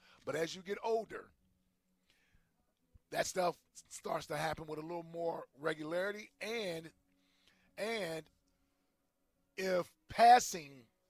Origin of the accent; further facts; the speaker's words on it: Cincinnati, Ohio, United States; I'm from Cincinnati.